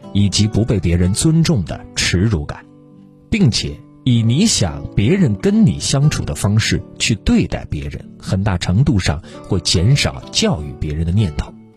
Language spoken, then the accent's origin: Chinese; Guangdong, China; 我是潮汕人